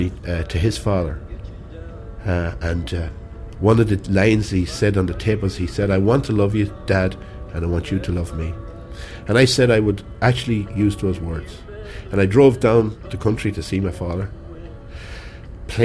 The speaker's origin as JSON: {"language": "English", "country": "Ireland", "accent": "country accent", "said": "my country accent"}